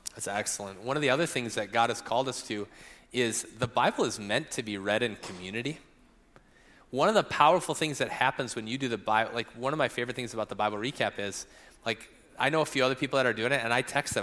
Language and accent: English; Rochester, Minnesota, United States; moved away; also born or lived in Phoenix; I grew up in Rochester.